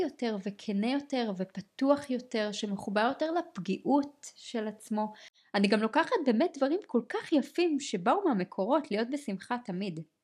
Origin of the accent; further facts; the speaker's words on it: Israel; בחברה הישראלית, לעומת זאת, כישראלים